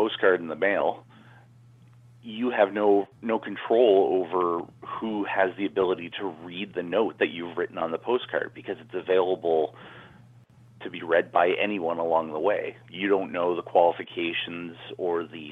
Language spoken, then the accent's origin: English; Canada; moved away as an adult; now in San Francisco, United States; I'm Canadian. I came here and living in San Francisco now